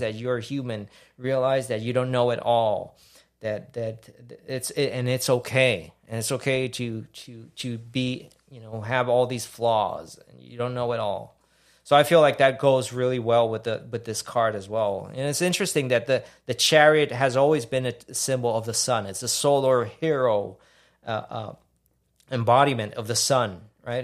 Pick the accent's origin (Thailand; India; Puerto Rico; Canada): Puerto Rico; now in Houston, United States; growing up in Puerto Rico